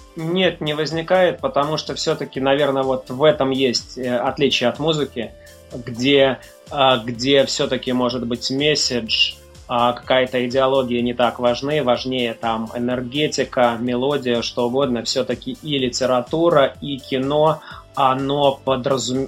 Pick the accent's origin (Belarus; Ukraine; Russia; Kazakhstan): Belarus; Mogilev, Mogilev Region; moved away; в моем родном городе, в Могилеве